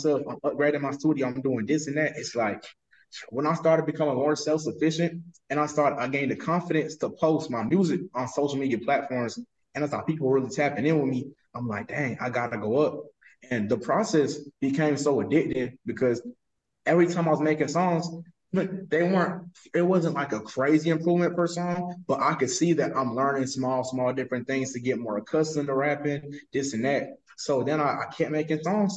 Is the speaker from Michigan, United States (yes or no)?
no; West Palm Beach, Florida, United States; I'm from West Palm Beach. I grew up in a nice area, for real.